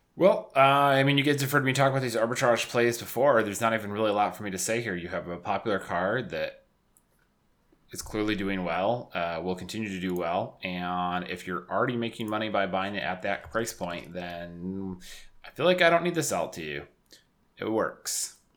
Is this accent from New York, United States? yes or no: yes; Syracuse, New York, United States; moved away as an adult; now in Buffalo, United States; I grew up in Syracuse and, you know, I was used to the snow